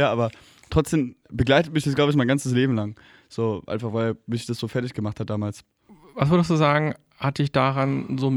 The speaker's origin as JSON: {"language": "German", "region": "Hesse", "country": "Germany", "lives_now": "Berlin, Germany", "said": "Bei uns in Hessen sagt man wie ich."}